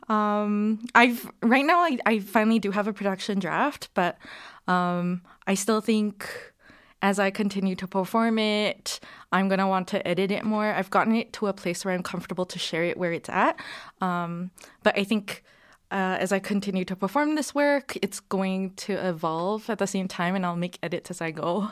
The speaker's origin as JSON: {"language": "English", "country": "Singapore", "tie": "born or raised there", "moved": "as an adult", "lives_now": "Calgary, Canada", "said": "I was born here in Calgary, um, and then I moved to Singapore when I was three, where my parents are from, uh, and then I was there for twenty years"}